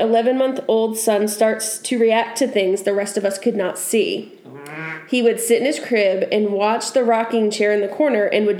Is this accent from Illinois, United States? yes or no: no; Maine, United States; where I grew up in Maine, that was like... Just, we had tons of fields